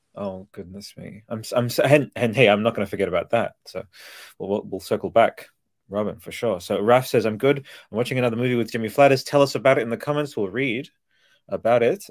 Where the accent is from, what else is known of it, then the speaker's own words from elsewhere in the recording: Australia; I'm Australian.